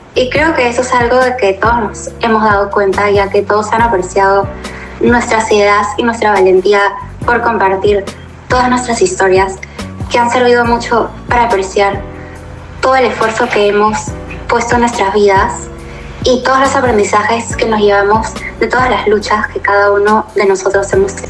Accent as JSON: {"language": "Spanish", "region": "Lima", "country": "Peru", "said": "soy de Lima, Perú"}